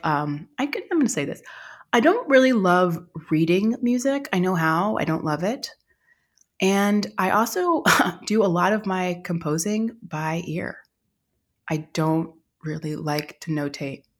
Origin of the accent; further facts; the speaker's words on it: Austin, Texas, United States; I grew up in Austin, Texas in the 80s